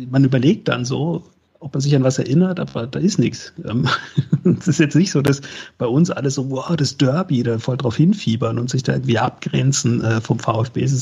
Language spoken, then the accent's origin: German; Freiburg, Baden-Württemberg, Germany; gerade als Freiburger, weil man normalerweise äh, ja, wir sind ja harmlos, uns mag ja jeder.